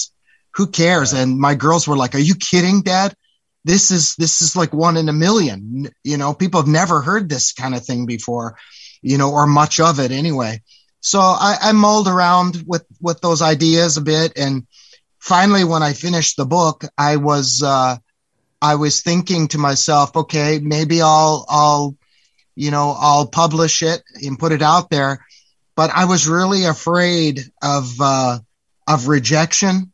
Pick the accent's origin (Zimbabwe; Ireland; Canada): Canada; now in Palm Springs, United States; as a Canadian